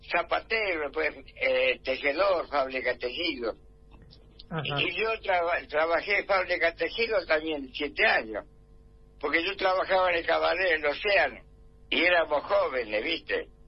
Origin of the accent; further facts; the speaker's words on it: Argentina; La Luz, en la, casa donde estoy ahora, la calle de Remedio Calada donde vivo, nací yo.